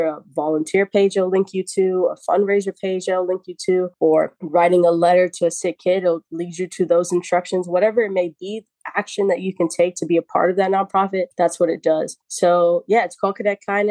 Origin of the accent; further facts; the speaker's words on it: New York City, New York, United States; I was born and raised in the Bronx